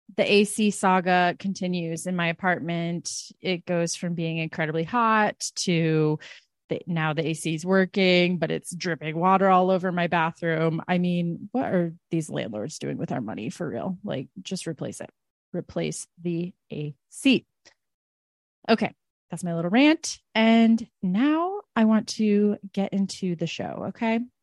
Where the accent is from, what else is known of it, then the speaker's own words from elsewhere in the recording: United States; as an American